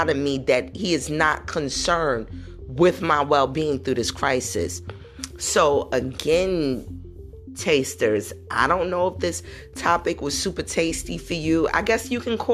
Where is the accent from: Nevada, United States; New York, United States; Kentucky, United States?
New York, United States; New York City; growing up in New York City